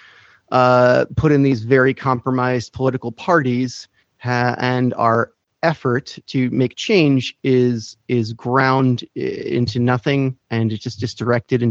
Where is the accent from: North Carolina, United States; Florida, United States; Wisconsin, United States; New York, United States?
New York, United States; I'm from New York